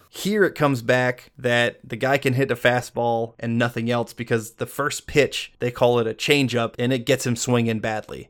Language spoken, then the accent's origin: English; Atlanta, Georgia, United States; now in Los Angeles, United States; growing up in the Atlanta area in the nineties, you could not not be a Braves fan